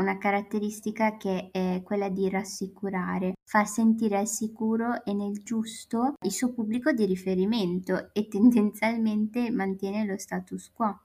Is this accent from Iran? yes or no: no; Eritrea; now in Bologna, Italy; vengo dall'Eritrea, studio economia e diritto a Bologna